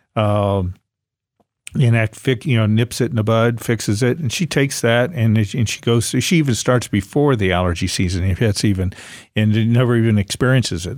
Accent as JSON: {"language": "English", "area": "Ohio-Pennsylvania state line", "region": "Great Lakes area", "country": "United States", "tie": "born or raised there", "moved": "yes", "said": "I grew up in the Great Lakes area, Ohio, Pennsylvania"}